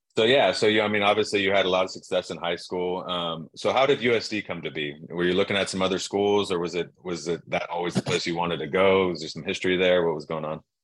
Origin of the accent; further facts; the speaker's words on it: Dana Point, California, United States; growing up in Dana Point, California